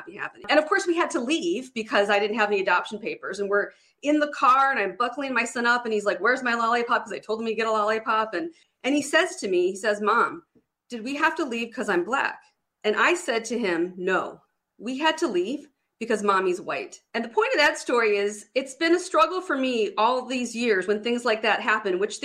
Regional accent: Detroit, Michigan, United States; I grew up in Detroit, Michigan, like the heart of Detroit

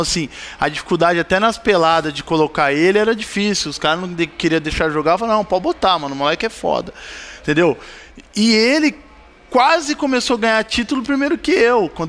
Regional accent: Bauru, São Paulo, Brazil; E assim, eu vim, eu vim do Beija-Flor, né? Beija-Flor é lá de Bauru, um bairro humilde, pai.

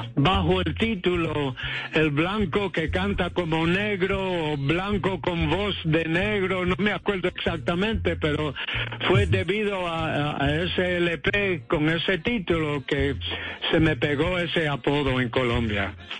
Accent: New York, United States; yo me crié en Nueva York

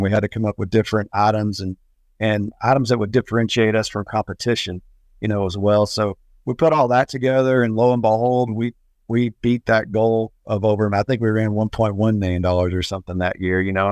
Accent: Abilene, Texas, United States; moved away as an adult; now in Lubbock, United States; I was from Abilene, moved to Lubbock in February of two thousand to be a produce buyer.

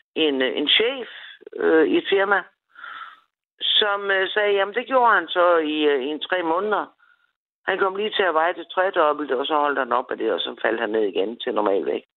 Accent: Copenhagen, Capital Region of Denmark, Denmark; moved away as an adult; now in Assens, Denmark; jeg kommer fra København. Øh, og det er jo kun otte år, jeg har boet her

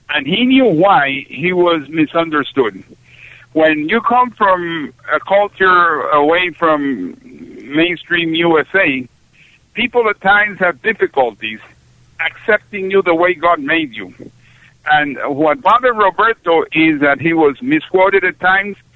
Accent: Puerto Rico; first language Spanish; English is a second language; also born or lived in Panama / Seattle, Washington; I grew up in Puerto Rico, Panama, and Seattle, Washington.

